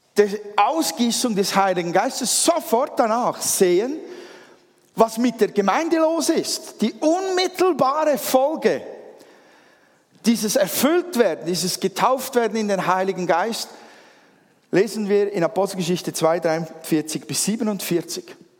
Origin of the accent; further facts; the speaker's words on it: Switzerland; als Schweizer